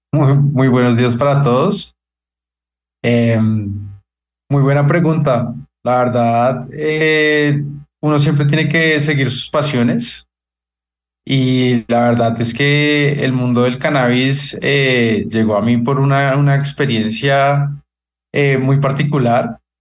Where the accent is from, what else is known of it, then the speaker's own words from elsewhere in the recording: Colombia; nosotros deberíamos como, como colombianos